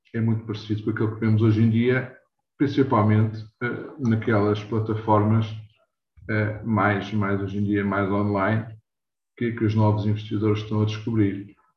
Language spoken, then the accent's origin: Portuguese; Lisbon, Portugal; eu nasci em Lisboa, nada e criado em Lisboa